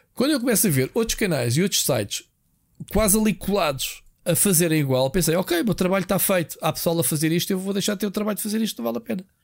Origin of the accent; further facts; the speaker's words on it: Portugal; eu sou português